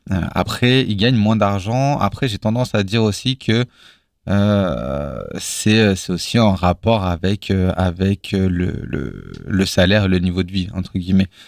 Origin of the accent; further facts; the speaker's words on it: Villiers-Saint-Benoît, Bourgogne-Franche-Comté, France; moved away; J'ai grandi à la campagne, vraiment dans un, dans un bled paumé où il y avait euh, trois maisons euh, euh, qui s'appellent les tricotés.